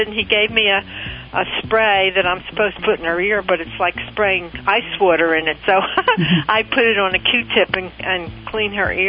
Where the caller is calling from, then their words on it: Reading, Pennsylvania, United States; Reading, Pennsylvania.